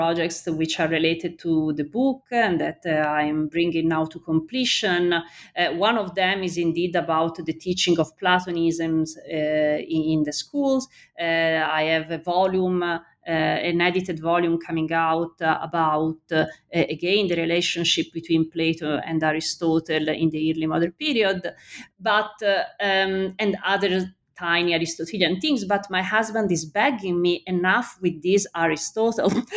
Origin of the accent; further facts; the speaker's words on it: Florence, Tuscany, Italy; I'm from Florence